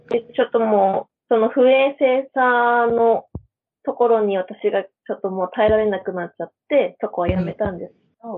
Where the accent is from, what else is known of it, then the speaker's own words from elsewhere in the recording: Hokkaido, Japan; moved away as an adult; also born or lived in Canada / Australia; now in Akaroa, New Zealand; 北海道出身ですって言ったら、アイヌなのって聞かれるんです